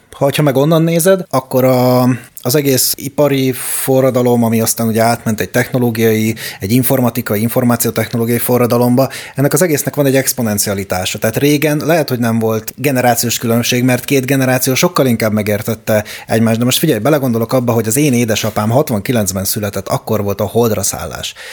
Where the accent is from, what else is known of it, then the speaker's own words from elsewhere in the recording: Hungary; now in Budapest, Hungary; én is vidéki gyerek vagyok